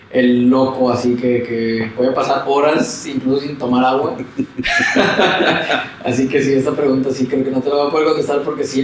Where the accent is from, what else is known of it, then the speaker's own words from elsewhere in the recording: Mexico; como mexicano